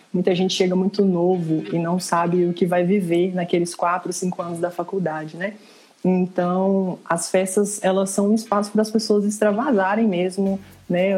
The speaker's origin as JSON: {"language": "Portuguese", "town": "Ipatinga", "region": "Minas Gerais", "country": "Brazil", "tie": "born or raised there", "lives_now": "Viçosa, Brazil", "said": "Eu estou na minha cidade natal, que é Ipatinga"}